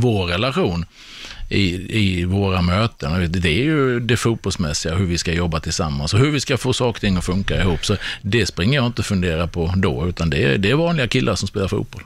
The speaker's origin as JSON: {"language": "Swedish", "country": "Sweden", "said": "som svensk"}